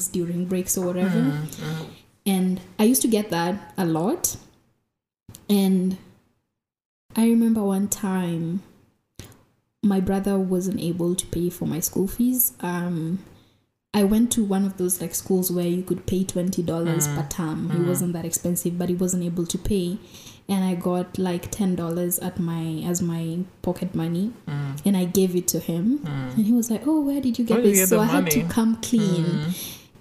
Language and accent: English; Nairobi, Kenya; growing up in Mukuru, another thing that helped was growing up in Kenya, we speak Sheng